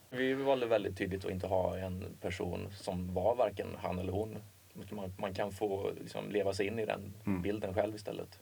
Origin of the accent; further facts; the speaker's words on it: Åmål, Västra Götaland, Sweden; i Åmål fanns det inte så mycket att göra